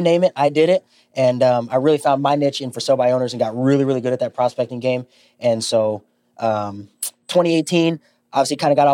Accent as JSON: {"language": "English", "town": "Denver", "region": "Colorado", "country": "United States", "also_born_or_lived": "Lincoln, Nebraska", "moved": "as an adult", "lives_now": "Omaha, United States", "said": "I'm actually from Denver, Colorado"}